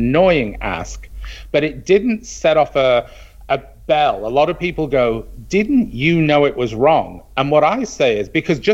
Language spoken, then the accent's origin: English; Manchester, North West England, United Kingdom; moved away; I grew up in Manchester.